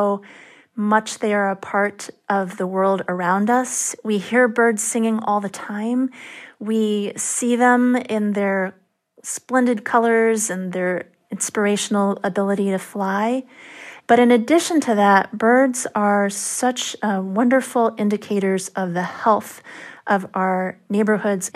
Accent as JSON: {"language": "English", "area": "near San Francisco", "region": "California", "country": "United States", "tie": "born or raised there", "moved": "yes", "lives_now": "Ithaca, United States", "said": "I grew up near San Francisco"}